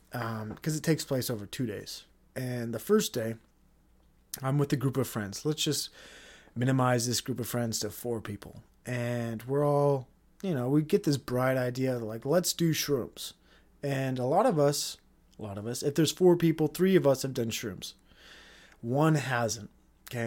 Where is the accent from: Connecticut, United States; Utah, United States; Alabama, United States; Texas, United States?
Utah, United States; we're from Utah. We're the Utah guys